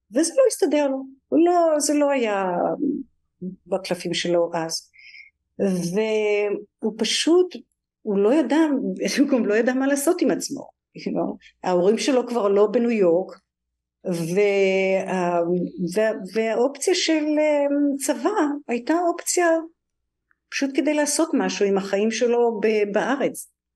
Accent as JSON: {"language": "Hebrew", "town": "Tel Aviv", "region": "Tel Aviv District", "country": "Israel", "tie": "born or raised there", "moved": "as an adult", "lives_now": "New York, United States", "said": "אני במקור מתל אביב, מהדר יוסף, שזה שכונה צפונית לתל אביב"}